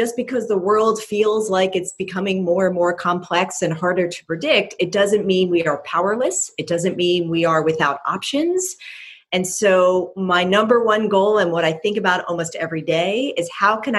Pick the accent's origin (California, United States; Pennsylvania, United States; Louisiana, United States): Pennsylvania, United States; Philadelphia; moved away as an adult; also born or lived in Cornell University, New York; now in Bay Area, United States; growing up in Philadelphia